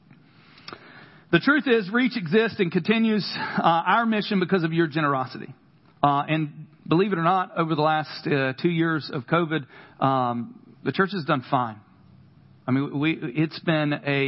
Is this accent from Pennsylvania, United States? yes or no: no; Carthage, North Carolina, United States; accent: country; Every now and again, my country accent comes out. From Carthage, North Carolina